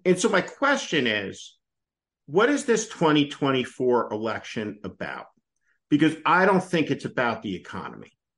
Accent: New Jersey, United States; I grew up in New Jersey

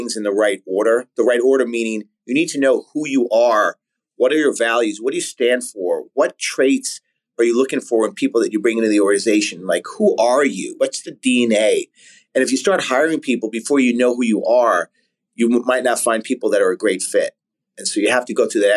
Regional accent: New York City, New York, United States; I grew up in Staten Island, New York

